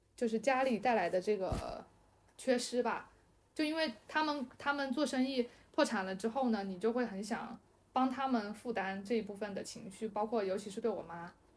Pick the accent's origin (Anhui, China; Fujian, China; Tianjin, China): Fujian, China; moved away; 但是是蹭蹭我老家的这个这个东西